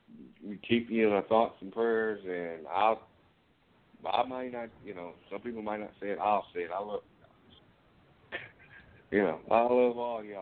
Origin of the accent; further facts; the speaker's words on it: Lubbock, Texas, United States; born there; I was born in Lubbock. That's where my mom's from.